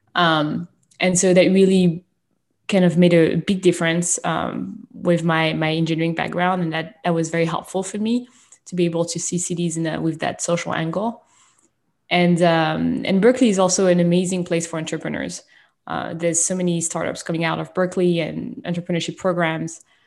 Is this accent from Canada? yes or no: no; France; moved away; I was born and raised in France